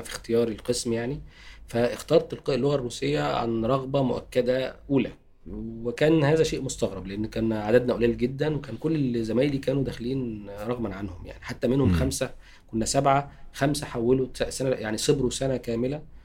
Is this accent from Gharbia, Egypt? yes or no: yes; Tanta, Gharbia, Egypt; moved away; أنا أصلا من طنطا